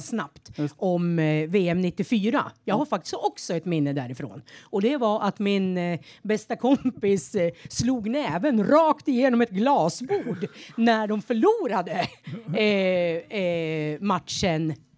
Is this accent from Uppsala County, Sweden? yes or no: yes; Tärnsjö, Uppsala County, Sweden; moved away as an adult; now in Skåne, Sweden; är född i Heby kommun fast i en liten by som heter Tärnsjö